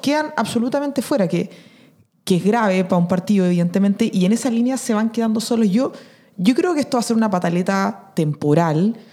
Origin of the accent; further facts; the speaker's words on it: Chile; nuestro país